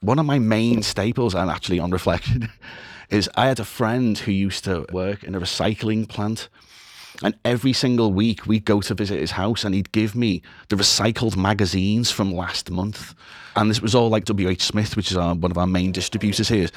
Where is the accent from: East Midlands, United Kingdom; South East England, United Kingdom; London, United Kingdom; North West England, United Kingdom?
North West England, United Kingdom; Liverpool; I am originally from Liverpool. I am still in Liverpool